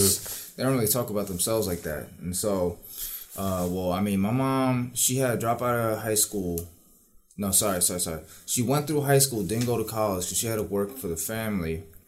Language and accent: English; New York City, New York, United States; now in Lynbrook, United States; I may have moved to Long Island, but I still, you know, I, yeah, I still fucks with Queens